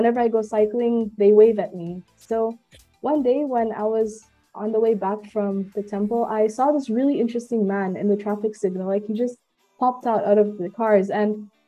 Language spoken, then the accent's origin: English; Bandung, West Java, Indonesia; also born or lived in India; born in India but raised in Bandung, Indonesia. So I may look Indian, but I'm Indonesian at heart